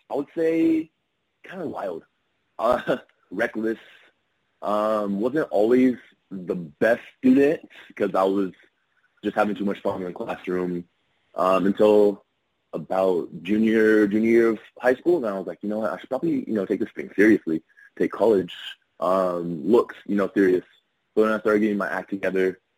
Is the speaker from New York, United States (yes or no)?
no; California, United States; also born or lived in Texas / Ohio / Louisiana; now in Florida, United States; Um, all over the place. Um, grew up a lot in California. Um, lived in Texas